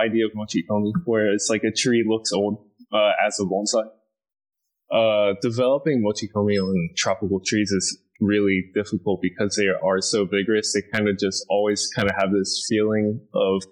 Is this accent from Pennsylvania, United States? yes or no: no; Florida, United States; moved away as an adult; now in Japan; I'm born and raised in Florida